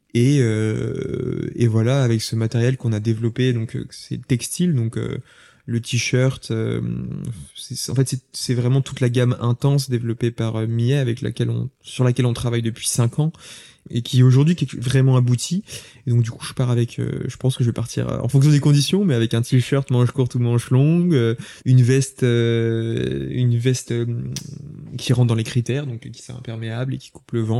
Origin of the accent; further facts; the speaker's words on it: Lyon, Auvergne-Rhône-Alpes, France; also born or lived in Saint-Étienne; Toute ma famille est originaire de Saint-Étienne. Moi, je suis né à Lyon